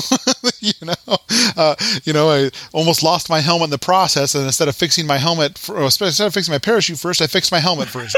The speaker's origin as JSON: {"language": "English", "region": "Colorado", "country": "United States", "said": "I'm you know from Colorado"}